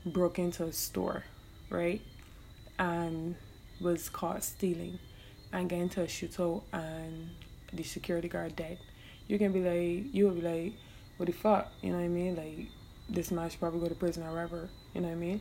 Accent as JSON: {"language": "English", "country": "Barbados", "accent": "Bajan", "said": "I am Bajan, yes, and while I love to speak in my hometown accent"}